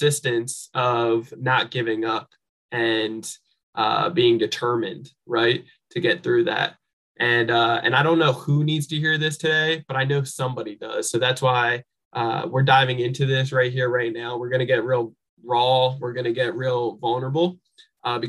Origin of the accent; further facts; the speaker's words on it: New Jersey, United States; moved away; I'm originally from New Jersey and grew up with a single parent mom